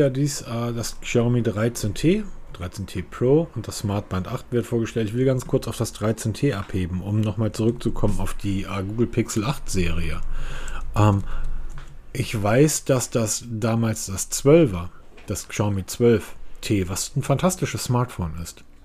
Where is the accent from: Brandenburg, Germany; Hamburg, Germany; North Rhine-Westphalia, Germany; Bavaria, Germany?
Hamburg, Germany; Ich bin Hamburger. Ich bin Großstadtbewohner. Ich komme aus der Metropole.